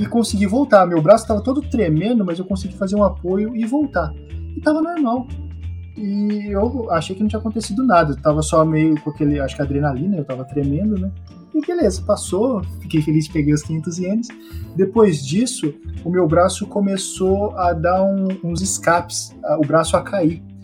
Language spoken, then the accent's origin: Portuguese; Brazil; now in Japan; Quando eu saí do Brasil, quem viu tudo as coisas para eu vir aqui pro Japão foi meu tio.